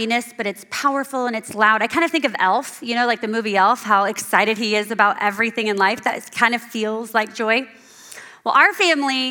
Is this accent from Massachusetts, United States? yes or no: no; Central Indiana, United States; moved away as an adult; now in Hudsonville, United States; I'm from Central Indiana, and about a year ago, our family moved to Hudsonville